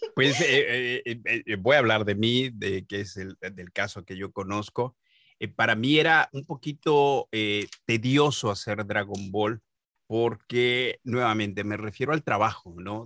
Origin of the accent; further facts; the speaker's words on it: Mexico; yo soy mexicano